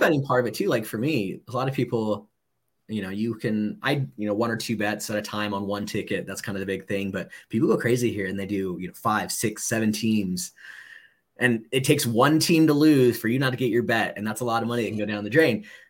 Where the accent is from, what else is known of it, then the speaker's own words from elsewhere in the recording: Southern California, United States; moved away; also born or lived in Washington; I was born in Southern California. Um, Moose's family, my family are all Angel fans, grew up not too far from Anaheim Stadium